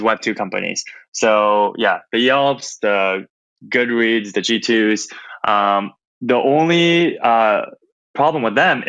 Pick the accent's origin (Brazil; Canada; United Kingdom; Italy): Canada; Toronto, Ontario; moved away as an adult; also born or lived in San Francisco; I grew up in Toronto, Canada